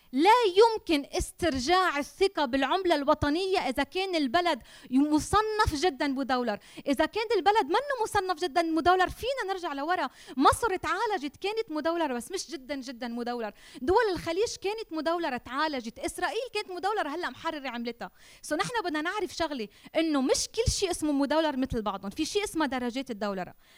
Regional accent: Lebanon; أنا لبنانية وما بحمل غير جنسية

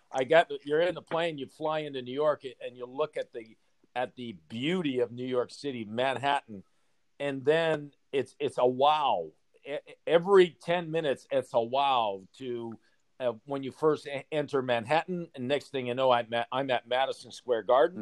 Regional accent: Sudbury, Ontario, Canada; I was born and raised in Sudbury

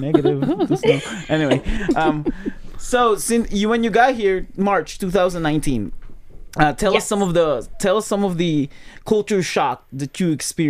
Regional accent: Michigan, United States; Like, the first time I've seen snow, we're from Michigan.

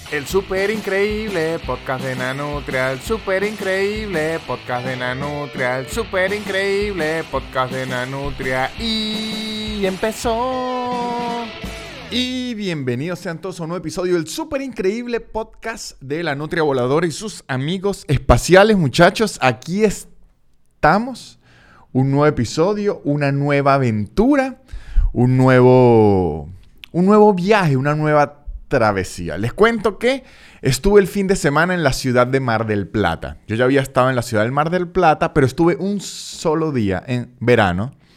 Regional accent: Táchira, Venezuela; now in Buenos Aires, Argentina; en el estado Táchira, de donde soy yo

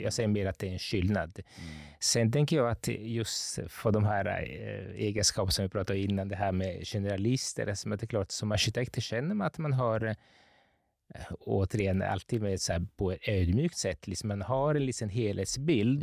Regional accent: Capri, Campania, Italy; moved away as an adult; also born or lived in Gothenburg, Sweden; now in Stockholm, Sweden; jag är uppvuxen på Capri som är en ö söder om Neapel

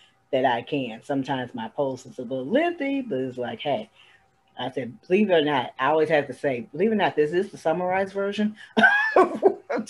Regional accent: Toledo, Ohio, United States; my hometown, Toledo, Ohio

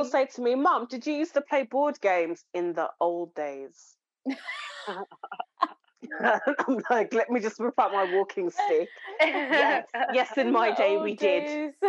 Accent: Birmingham, West Midlands, United Kingdom; I'm from Handsworth.

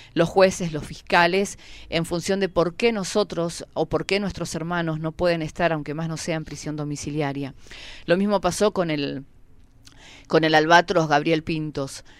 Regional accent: Pu Lof en Resistencia Cushamen, Chubut, Argentina; vengo de Pulov Resistencia Cusamen

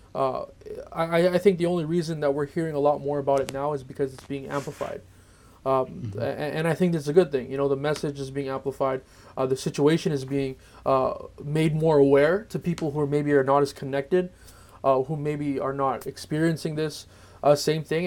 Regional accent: Philippines; the rest of us we're all Filipino

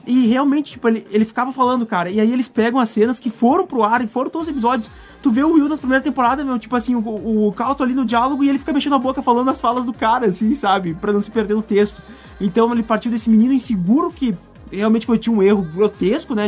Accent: Brazil; Eu sou brasileiro

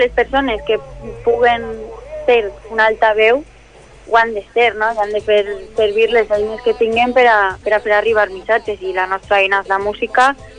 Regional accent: Valencia, Valencian Community, Spain; la Núria i jo som d'ací, nascudes a Benimaclet

